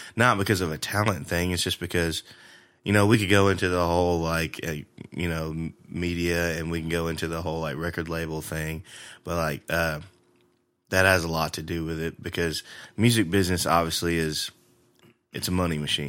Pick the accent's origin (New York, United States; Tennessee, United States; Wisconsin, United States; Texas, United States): Tennessee, United States; Jackson; moved away as an adult; also born or lived in Lexington, Tennessee; now in Nashville, United States; I grew up in Jackson, spent most of my life there